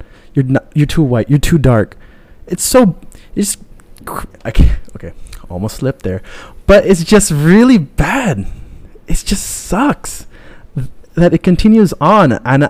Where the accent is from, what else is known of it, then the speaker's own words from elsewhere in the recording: Ilocos Region, Philippines; now in United States; I'm from Pangasinan. I understand Pangasinan. Do I speak it? Nope. But it still makes me from that region. I grew up there. I live there.